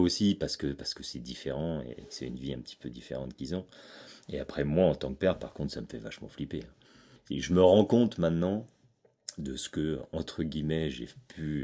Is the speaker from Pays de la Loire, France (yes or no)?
no; Chamonix, Auvergne-Rhône-Alpes, France; C'est ici que j'ai grandi. Je suis né à Chamonix et, euh, et c'est encore ici que je vis.